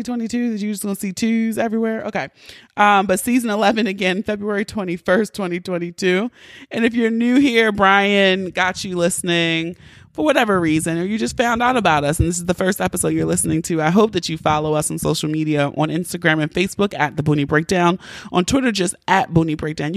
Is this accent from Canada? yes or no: no; Baltimore, Maryland, United States; I'm from Baltimore